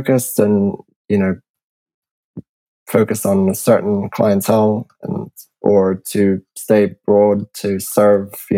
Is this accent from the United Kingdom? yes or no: yes; England, United Kingdom; I'm English